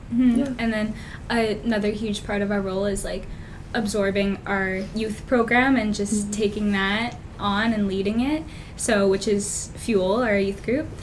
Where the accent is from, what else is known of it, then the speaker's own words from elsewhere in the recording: Fredericton, New Brunswick, Canada; I was born and raised just in Fredericton, stayed in the same childhood home.